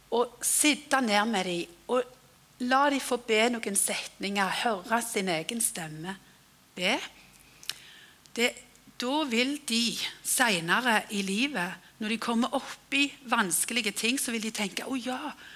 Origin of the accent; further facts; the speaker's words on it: Frøyland, Rogaland, Norway; hjemme på Frøyland